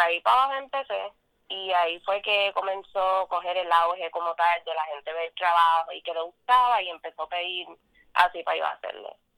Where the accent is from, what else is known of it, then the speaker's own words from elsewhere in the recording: Vega Baja, Puerto Rico; soy de Vega Baja, Puerto Rico.